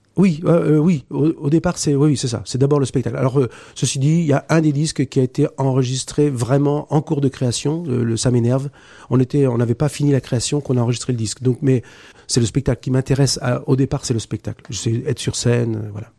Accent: Poitiers, Nouvelle-Aquitaine, France; chez moi, de Poitiers. On est tous de Poitiers

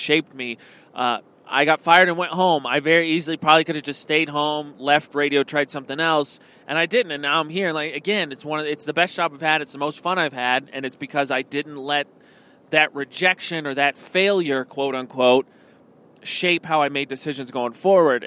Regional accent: Indiana, United States; moved away as an adult; also born or lived in New Mexico; now in Utah, United States; Indiana's my home state. It's very conservative, but my hometown has a college in it

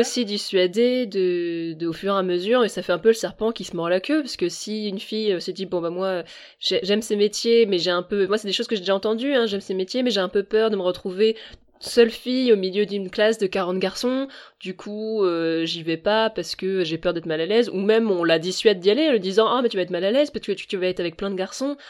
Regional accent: Rennes, Brittany, France; je suis rennaise

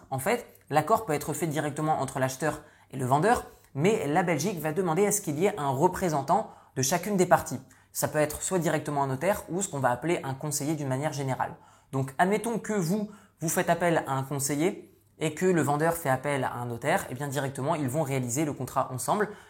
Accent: northern France, France; moved away; Vous le savez certainement mais je suis issu du nord de la France, j'ai quitté la France il y a de ça de nombreuses années

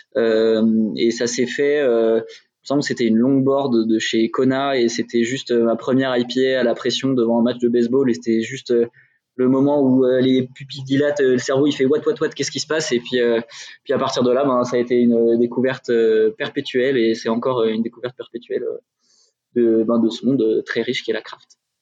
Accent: Dijon, Bourgogne-Franche-Comté, France; je viens de Dijon

